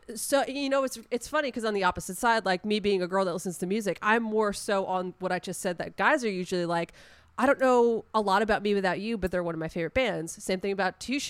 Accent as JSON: {"language": "English", "area": "Long Island", "region": "New York", "country": "United States", "tie": "born or raised there", "said": "I grew up on Long Island."}